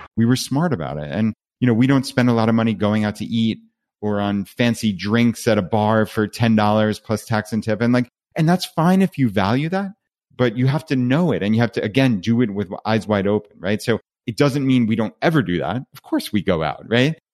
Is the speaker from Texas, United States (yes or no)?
no; Long Island, New York, United States; moved away as an adult; we're from Long Island, New York